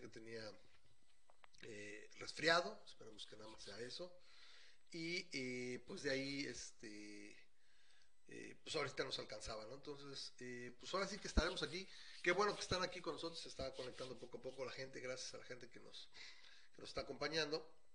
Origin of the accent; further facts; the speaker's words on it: Mexico City, Mexico; como buen chilango